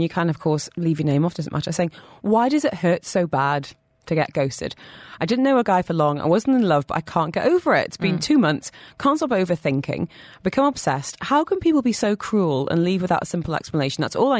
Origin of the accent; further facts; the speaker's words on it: United Kingdom; I'm very British and would rather die.